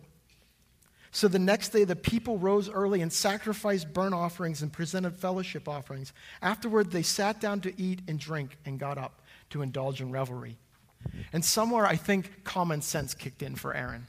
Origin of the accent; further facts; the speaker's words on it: United States; I'm an American